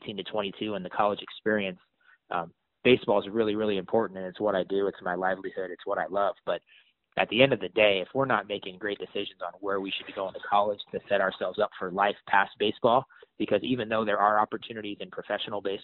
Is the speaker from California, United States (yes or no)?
yes; San Francisco, California, United States; I grew up in San Francisco